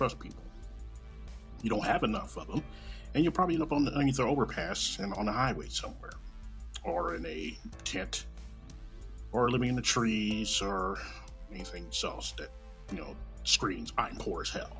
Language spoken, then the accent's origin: English; Kansas City, Missouri, United States; born or raised there